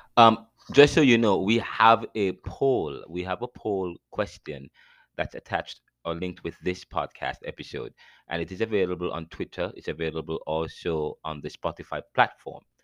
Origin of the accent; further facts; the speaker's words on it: United States; I'm an American